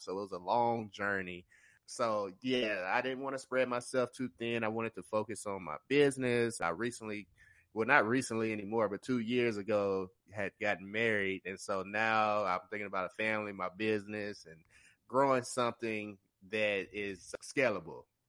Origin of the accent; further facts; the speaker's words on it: Tennessee, United States; I'm from Tennessee. I'm a digital marketer here in Nashville